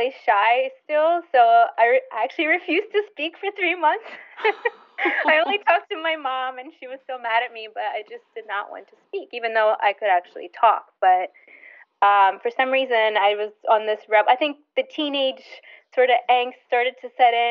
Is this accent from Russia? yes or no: yes; Russia; moved away; growing up in Russia